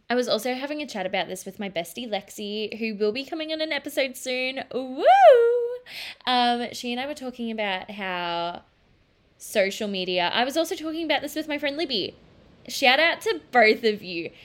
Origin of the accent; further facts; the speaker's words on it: Australia; as an Australian